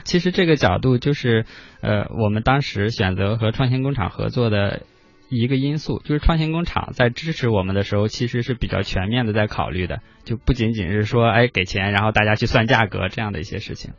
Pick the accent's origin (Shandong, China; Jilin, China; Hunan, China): Shandong, China; Qingdao; moved away; 我的老家青岛